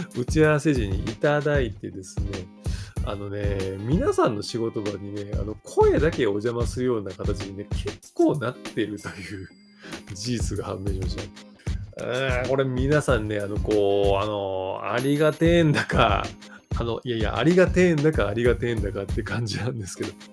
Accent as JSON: {"language": "Japanese", "region": "Kyoto", "country": "Japan", "said": "僕京都なんですよ"}